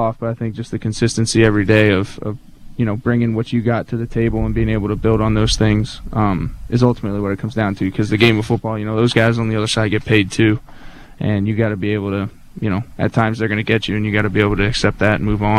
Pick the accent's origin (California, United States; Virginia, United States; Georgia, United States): Virginia, United States; Palmyra; I'm from Palmyra, Virginia.